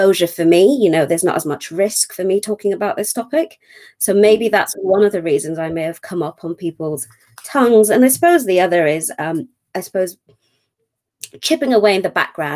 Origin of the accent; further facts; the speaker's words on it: Kenya; also born or lived in Manchester / London; now in United Kingdom; I'm from Kenya, was born in Kenya